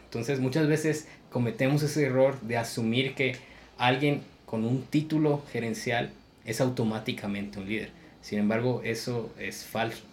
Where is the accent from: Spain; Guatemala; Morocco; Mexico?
Guatemala; la impuntualidad es, parte de nuestra cultura y es un pensamiento limitante, creer de que el guatemalteco tiende a ser impuntual